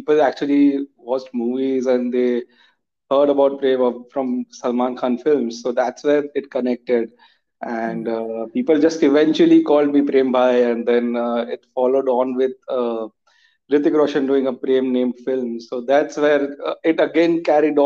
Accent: Jamshedpur, Jharkhand, India; I'm from Jamshedpur

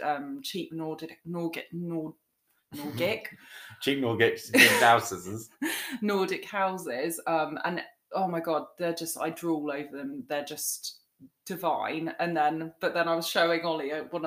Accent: England, United Kingdom; but I'm English

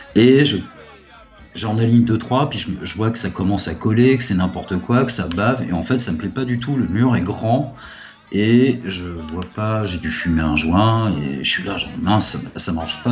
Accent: Puteaux, Île-de-France, France; je viens de, euh, du Pont Puteau, dans un HLM modeste

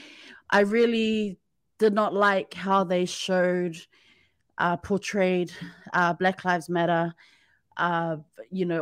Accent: New Zealand; now in Japan; I'm from New Zealand

